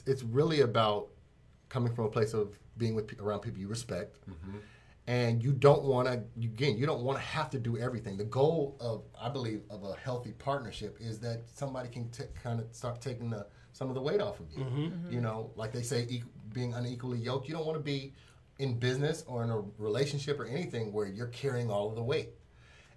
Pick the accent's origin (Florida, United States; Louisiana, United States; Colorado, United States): Colorado, United States; Denver; moved away as an adult; also born or lived in Hampton, Virginia; Born and raised in Denver